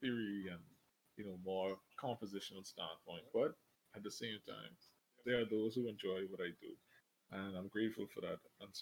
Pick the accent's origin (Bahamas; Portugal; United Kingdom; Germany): Bahamas; Grand Bahama; I'm from the Bahamas